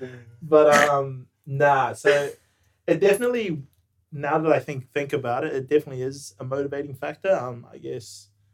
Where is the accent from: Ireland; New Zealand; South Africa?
New Zealand; moved away as an adult; now in Melbourne, Australia; My background is Samoan Tongan. Born and raised in New Zealand. Lived in multiple countries during my time, but now just resided in Melbourne for the last 4 years.